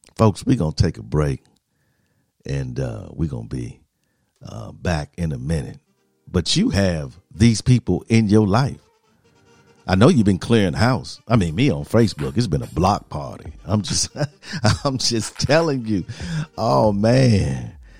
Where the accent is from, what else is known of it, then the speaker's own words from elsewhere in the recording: Milwaukee, Wisconsin, United States; I'm an American, was born here, Milwaukee, Wisconsin